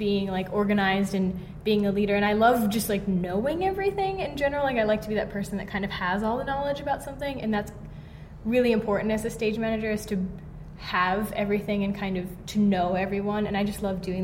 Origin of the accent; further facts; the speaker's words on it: Hawaii, United States; moved away; I'm from Hawaii, and I was part of the Hawaii Young Actors Ensemble, which started my sophomore year of high school